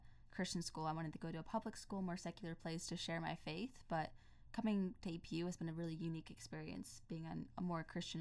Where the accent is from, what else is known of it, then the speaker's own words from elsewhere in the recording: Pennsylvania, United States; now in California, United States; I grew up in Pennsylvania, now I'm in California